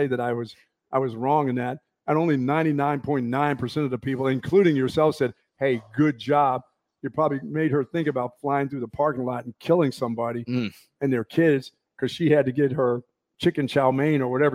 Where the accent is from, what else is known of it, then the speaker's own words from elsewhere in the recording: Philadelphia, Pennsylvania, United States; moved away; also born or lived in Bethlehem; I was born in Philadelphia. I was born actually in Philadelphia